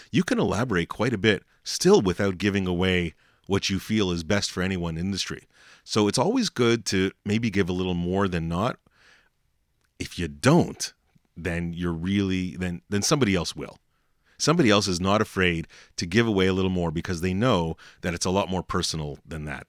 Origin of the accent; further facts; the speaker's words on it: Montreal, Quebec, Canada; I'm from Montreal